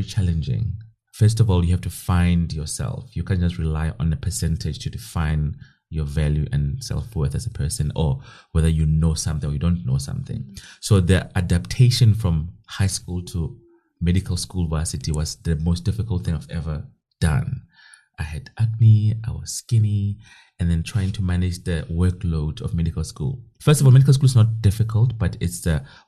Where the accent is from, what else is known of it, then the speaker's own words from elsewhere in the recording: Kroonstad, Free State, South Africa; So now I'm from Kronstadt. It's a small town in the Free State, Northern Free State. That's where I'm from. Born and bred and went to school there.